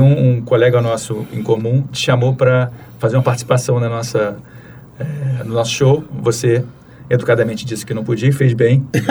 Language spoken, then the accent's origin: Portuguese; Rio de Janeiro, Brazil; A gente nasceu no Rio, uhum. eu e você. A gente foi criado mais ou menos em bairros próximos ali